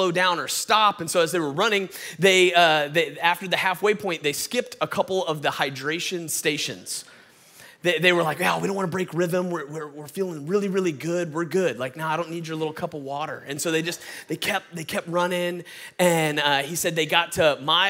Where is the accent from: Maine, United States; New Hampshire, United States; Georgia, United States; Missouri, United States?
Georgia, United States; Atlanta; I'm from Atlanta, Georgia, born and raised. That's why I sound like this